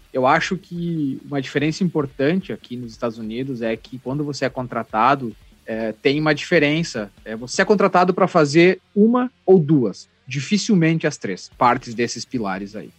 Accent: Panambi, Rio Grande do Sul, Brazil; fui jogar na Serpanambi, que é o time lá da minha cidade

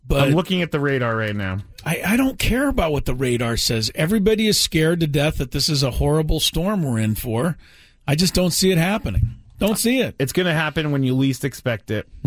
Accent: California, United States; Growing up in Southern California, we obviously didn't have any snow days

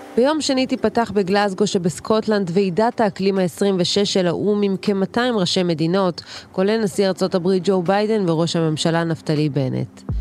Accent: Israel; אנחנו כישראלים

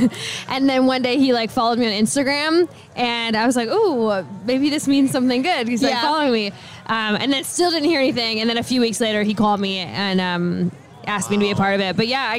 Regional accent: Canada; moved away as an adult; now in Nashville, United States; I grew up in Canada on a cattle and bison ranch. My parents are ranchers, kind of in the middle of nowhere.

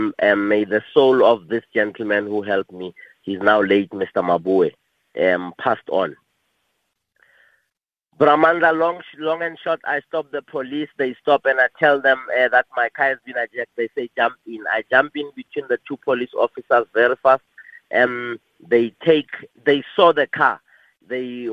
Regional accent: South Africa; my hometown in Bekazal

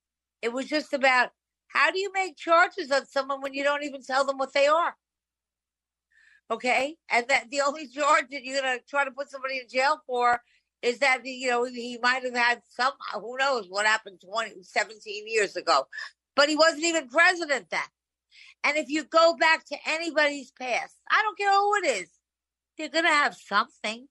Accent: New York, United States; I'm a New Yorker

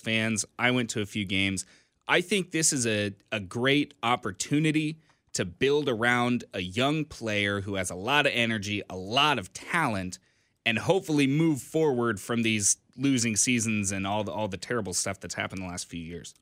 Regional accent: Kansas, United States; moved away as an adult; now in Kansas City, United States; Small town, middle of nowhere, Kansas

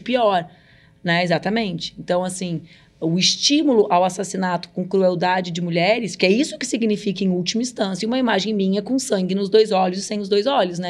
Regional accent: Brazil; moved away; lá na fronteira onde eu cresci

